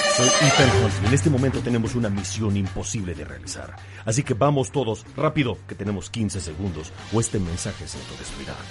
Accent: Mexico; accent: Mexican; Los mexicanos tenemos acento

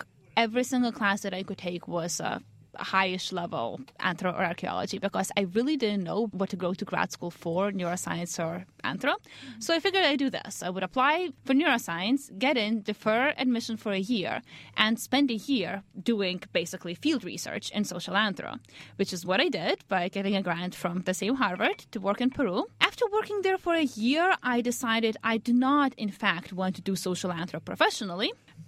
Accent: Lithuania; now in United States; Basically, in Lithuania, I knew I wanted to do some sort of medicine or science.

